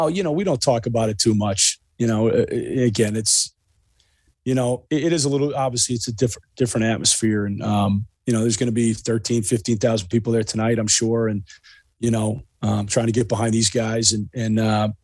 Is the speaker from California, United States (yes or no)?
no; Chicago, Illinois, United States; moved away as an adult; also born or lived in East Coast; I actually went to high school in Chicago. I'm originally from Chicago